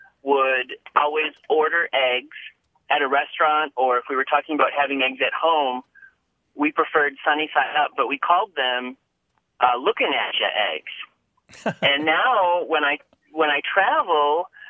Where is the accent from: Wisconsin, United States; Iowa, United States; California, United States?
Wisconsin, United States; Menomonie; now in Madison, United States; I'm calling from Menominee, Wisconsin. Well, I'm originally from Menominee, Wisconsin, but now I live in Madison, Wisconsin.